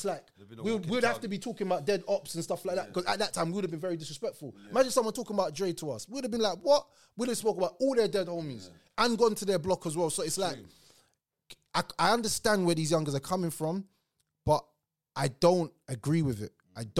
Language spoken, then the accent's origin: English; Tulsa, Oklahoma, United States; Well, I really generally think that growing up in Tulsa, for me, it taught me a lot about life in general.